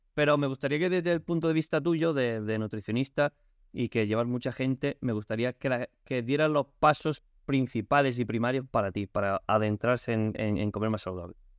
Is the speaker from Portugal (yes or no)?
yes; Portugal; Spanish is a second language; now in Spain; yo soy portugués